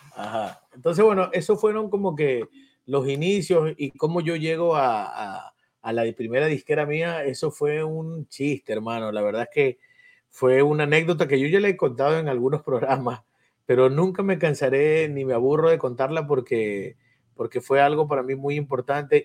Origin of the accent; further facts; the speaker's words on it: Guayaquil, Guayas, Ecuador; now in New York, United States; yo salí de Mapasingue de muy niño y, y fui a Sauces